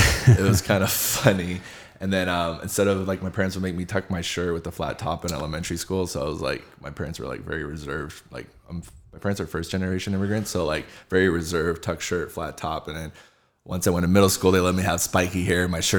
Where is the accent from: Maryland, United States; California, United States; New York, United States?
California, United States; Rancho Cucamonga; I grew up right here in Rancho Cucamonga